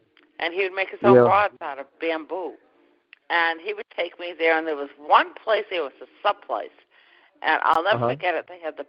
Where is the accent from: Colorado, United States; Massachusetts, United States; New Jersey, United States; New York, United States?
Massachusetts, United States; Boston; also born or lived in Westwood, Massachusetts; now in Cape Cod, United States; I grew up in Boston. My parents were Bostonians